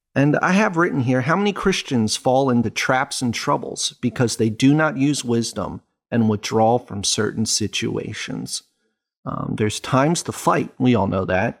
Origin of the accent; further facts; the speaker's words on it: United States; as an American